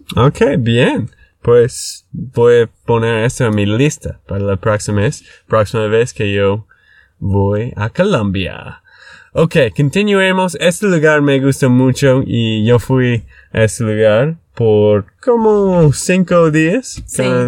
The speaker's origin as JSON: {"language": "Spanish", "region": "Texas", "country": "United States", "said": "de Texas, Estados Unidos"}